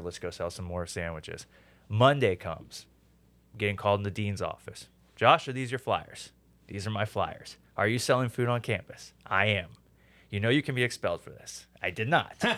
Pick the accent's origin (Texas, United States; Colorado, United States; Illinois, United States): Texas, United States; Houston; moved away as an adult; also born or lived in New York; I grew, was born and raised in Houston, but I decided to leave um, early in my twenties and go off to school in New York.